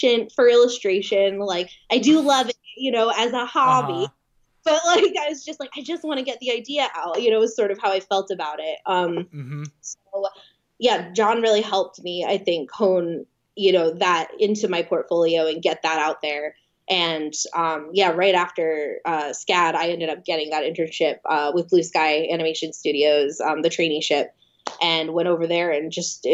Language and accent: English; New Jersey, United States; moved away; also born or lived in California; I'm from New Jersey.